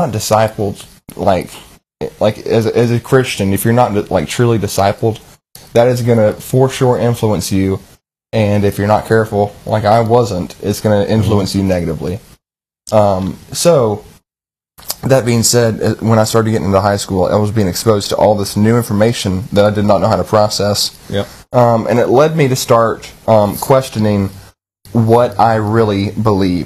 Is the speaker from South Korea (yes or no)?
no; the South, United States; growing up in the South and in the church